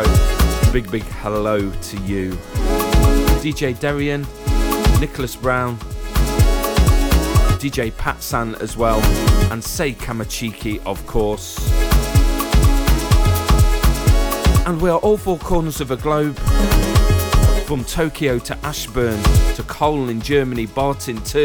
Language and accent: English; Derby, East Midlands, United Kingdom; I'm from Beartree, Normington. It's where the original Derby County baseball ground was built. Went to school 200 metres from there.